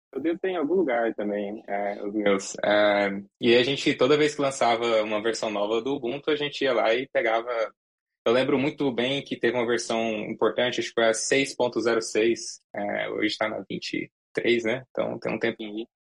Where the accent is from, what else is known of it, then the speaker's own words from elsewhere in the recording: Goiás, Brazil; em Goiás, eu cresci, cresci em Goiás